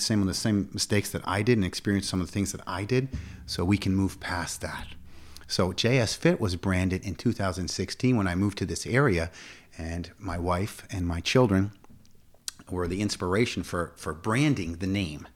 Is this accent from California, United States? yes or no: no; Schenectady, New York, United States; moved away as an adult; now in Plattsburgh, United States; I grew up in Schenectady.